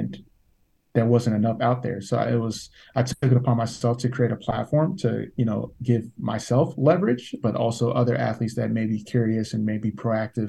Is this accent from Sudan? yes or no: no; United States; growing up in America